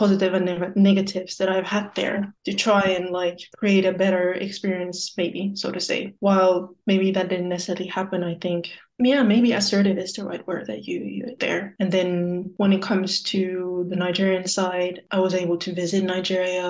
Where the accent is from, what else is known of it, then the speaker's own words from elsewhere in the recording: Luxembourg; where my family is based, where I grew up. So that was Luxembourg.